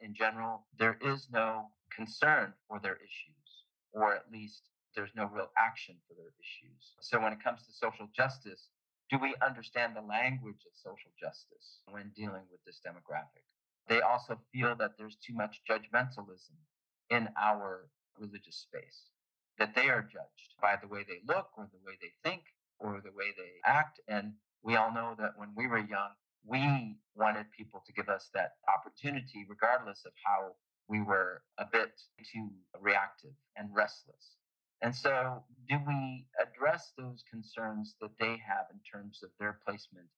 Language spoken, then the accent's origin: English; United States; as American Muslims